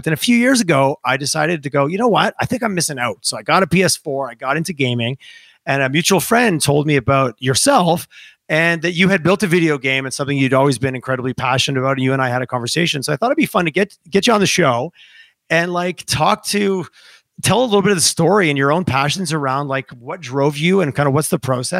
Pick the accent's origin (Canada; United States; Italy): Canada; now in Calgary, Canada; We're getting a little bit of summer in Calgary, so I'm good. I'm such a Canadian.